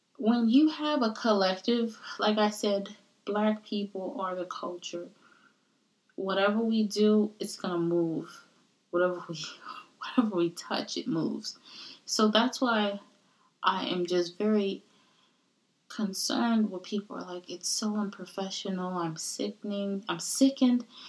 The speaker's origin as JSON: {"language": "English", "country": "United States", "tie": "born or raised there", "also_born_or_lived": "Caribbean (roots)", "said": "the very nice and polite version of me is the American version because I was born in America"}